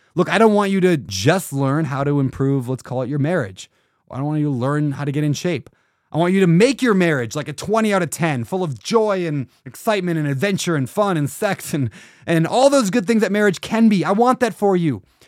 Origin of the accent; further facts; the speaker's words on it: Minnesota, United States; I was born in Blue Collar, Minnesota